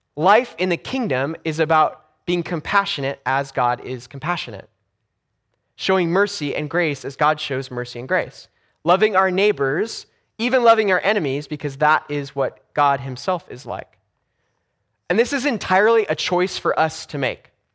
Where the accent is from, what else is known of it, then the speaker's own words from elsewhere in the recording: Los Angeles, California, United States; moved away; when I grew up in Los Angeles. So I grew up in, in Southern California, about two miles from the beach.